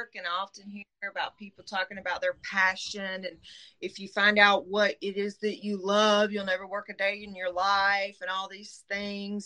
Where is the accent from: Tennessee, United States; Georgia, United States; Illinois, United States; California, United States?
Georgia, United States; Middle; accent: Southern; now in South Georgia, United States; I'm from Middle Georgia. I live in South Georgia now